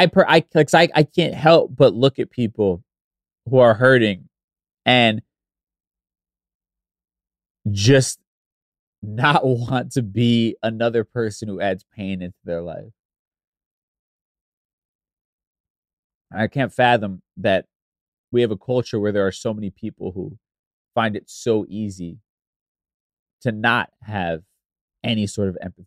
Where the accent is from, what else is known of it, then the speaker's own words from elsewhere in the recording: New York City, New York, United States; I grew up listening to in New York City radio